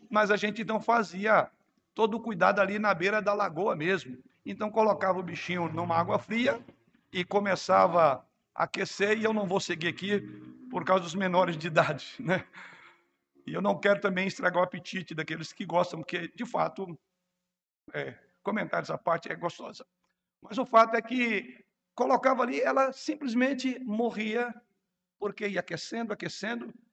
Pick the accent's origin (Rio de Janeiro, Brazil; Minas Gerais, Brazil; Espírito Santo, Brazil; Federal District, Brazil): Rio de Janeiro, Brazil; Na minha juventude, morando no Rio de Janeiro, era muito comum a região onde eu morava ter algumas lagoas ali na região.